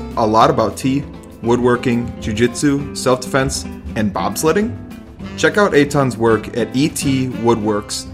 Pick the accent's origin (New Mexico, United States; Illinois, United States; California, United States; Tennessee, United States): Illinois, United States; Chicago; now in Minnesota, United States; we're from Chicago